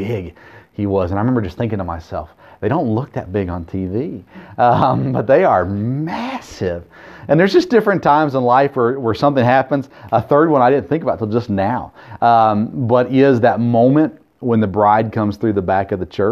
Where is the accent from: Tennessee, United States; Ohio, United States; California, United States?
Tennessee, United States; Murfreesboro; I grew up in Murfreesboro